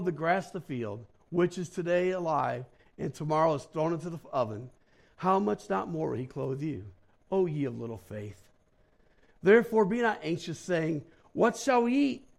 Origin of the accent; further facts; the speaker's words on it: St. Louis, Missouri, United States; moved away as an adult; also born or lived in Black Hills, South Dakota; I was from St. Louis, so I wasn't used to cold